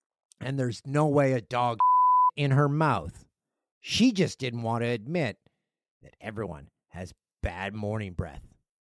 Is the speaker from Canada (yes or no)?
yes; Canada; How, mm-hmm. if you go to an Olympics as a Canadian, you need to go to it.